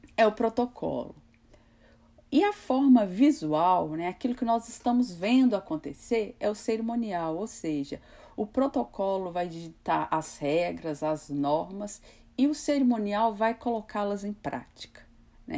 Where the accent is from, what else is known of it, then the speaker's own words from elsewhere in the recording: Brazil; é um pouco da nossa cultura, né, enquanto brasileiros